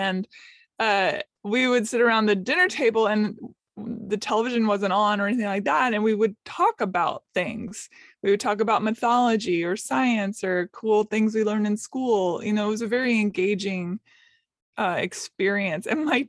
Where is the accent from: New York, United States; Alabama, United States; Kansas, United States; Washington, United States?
Washington, United States; Seattle; now in Nashville, United States; I was born in Seattle. We traveled around a lot for my parents' careers and then settled back in Seattle. I went to Nashville, Tennessee.